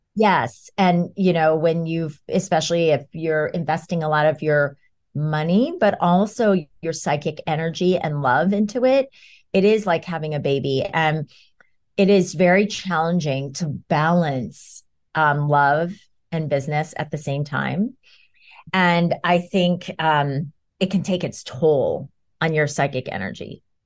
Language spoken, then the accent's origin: English; New York, United States; I'm a New Yorker